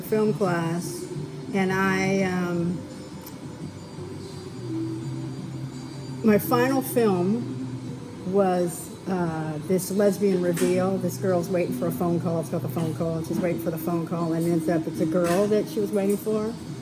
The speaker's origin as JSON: {"language": "English", "town": "Lancaster", "region": "California", "country": "United States", "tie": "born or raised there", "also_born_or_lived": "Tampa, Florida", "said": "I was born in Tampa, Florida, and 2 weeks old, I got on a plane with the rest of my family and landed in Lancaster, California, which is a very small, desert town, like an hour northeast of LA."}